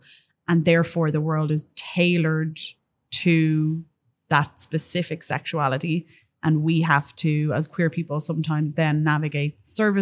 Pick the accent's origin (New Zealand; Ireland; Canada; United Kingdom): Ireland; Dublin, Leinster; I am a dub and I am proudly from Dublin